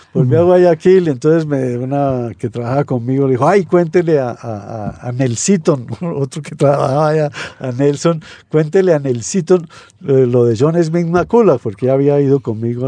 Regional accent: Spain; now in Colombia; yo soy español

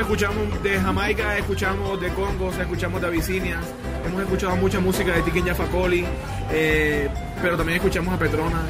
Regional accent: Barranquilla, Atlántico, Colombia; Yo nací en Barranquilla, he en Barranquilla

